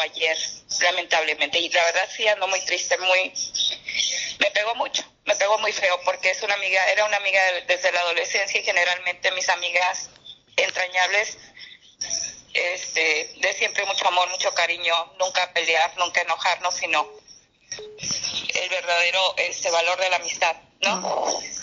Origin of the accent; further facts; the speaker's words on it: La Paz, Baja California Sur, Mexico; soy de La Paz, Baja California